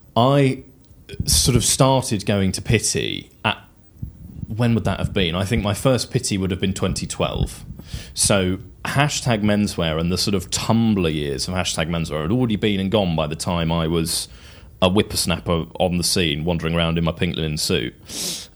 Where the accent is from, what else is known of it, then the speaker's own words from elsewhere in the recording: England, United Kingdom; as an Englishman and as quite a tweedy Englishman